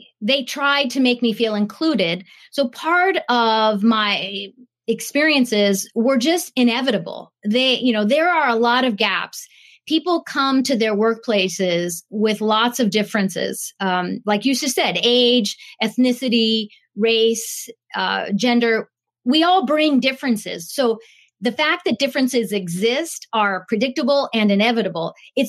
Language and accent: English; Japan; born there; So I was born in Japan. I had studied in Japan, and I really wanted to be in Japan.